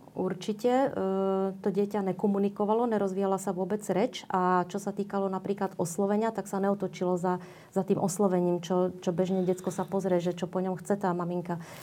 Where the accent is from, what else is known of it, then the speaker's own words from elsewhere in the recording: Czechia; moved away as an adult; also born or lived in Prague; now in Bratislava, Slovakia; pochádzam z Českej republiky, vydala som sa do Bratislavy pred 26 rokmi